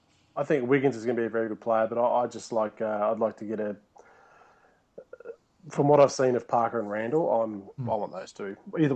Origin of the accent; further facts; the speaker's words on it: Australia; as an Aussie